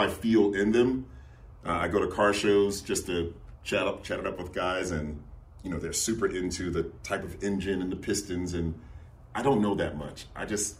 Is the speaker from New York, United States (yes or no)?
yes; New York City, New York, United States; now in Coweta County, United States; I'm from New York City, and the only frustrating part is when I go home, I look like a tourist, even though I want to stop people and say, I'm from here. I grew up in the city.